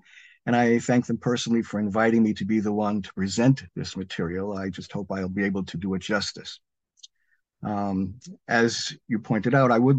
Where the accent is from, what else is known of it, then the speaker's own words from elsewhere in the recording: United States; I am no Sfaradi. I'm an American of Ashkenazi origin, Hungarian, German, and Lithuanian.